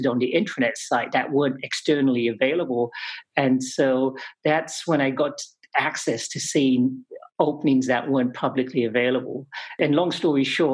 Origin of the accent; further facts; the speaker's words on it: England, United Kingdom; moved away as an adult; I grew up in England for the most part